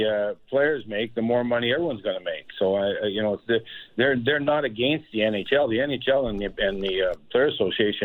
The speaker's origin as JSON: {"language": "English", "region": "Saskatchewan", "country": "Canada", "said": "I'm from Saskatchewan. No one's more Canadian than me."}